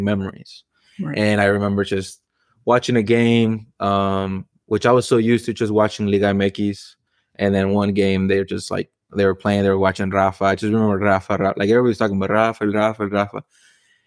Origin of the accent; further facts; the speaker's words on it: Mexico; moved away; I'm from Mexico. I was born there.